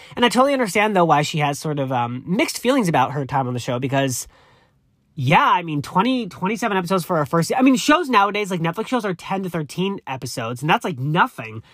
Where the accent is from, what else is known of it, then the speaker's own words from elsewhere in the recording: East Coast, United States; moved away as an adult; now in Los Angeles, United States; I'm very honest and open, which is, I, that's the East Coast in me.